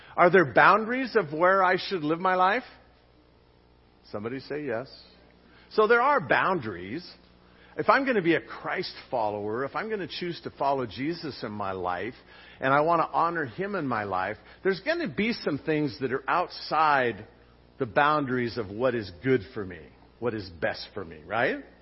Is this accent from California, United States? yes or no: yes; Long Beach, California, United States; I grew up in Long Beach, near the intersection of Lakewood and Stearns